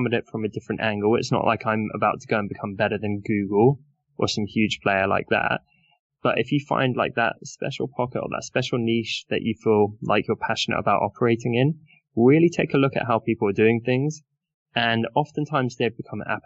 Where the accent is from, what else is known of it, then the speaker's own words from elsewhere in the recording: United Kingdom; I'm British